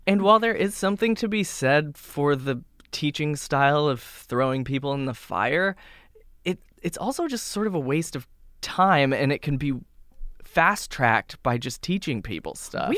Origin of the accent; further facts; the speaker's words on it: Boise, Idaho, United States; now in New York, United States; I grew up in Boise, Idaho, which is a city, but a very little city